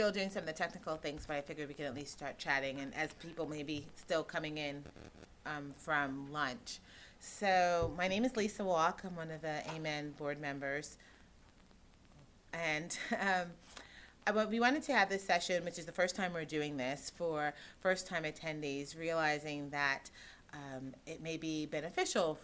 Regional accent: New York, United States; now in Connecticut, United States; I am from Connecticut, although I'm originally from New York

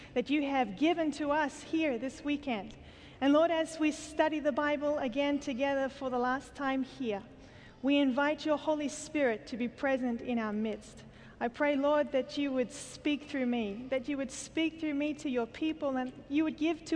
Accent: Australia; I come from Australia

